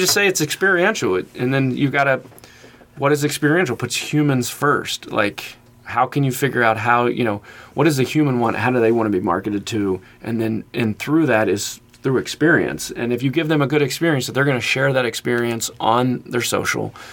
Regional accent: Kentucky side, United States; I came from the Kentucky side

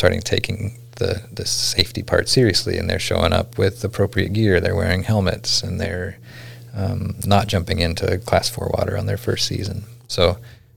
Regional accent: McGrath, Alaska, United States; I grew up out there. That's my hometown, McGrath.

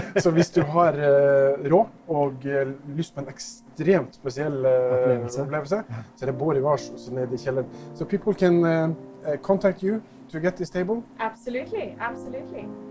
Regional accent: Norway; som nordmann

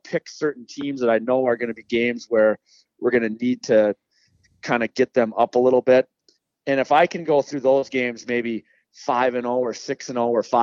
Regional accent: Farmington, Minnesota, United States; I'm born and raised in Farmington

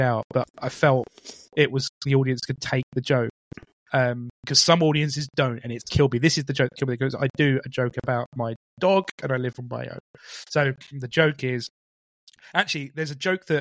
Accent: Romford, East of England, United Kingdom; I'm from Romford, you know, which is in Essex.

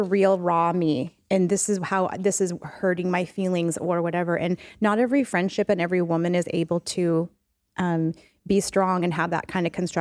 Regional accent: Auburn, Washington, United States; I grew up in Auburn. So I grew up down south

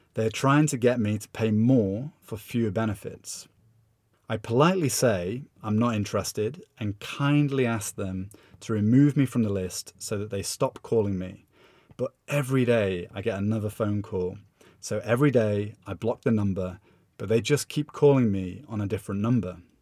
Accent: United Kingdom; moved away as an adult; now in São Paulo, Brazil; As a British person

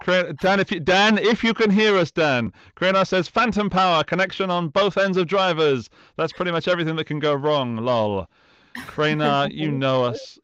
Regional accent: United Kingdom; as a Brit

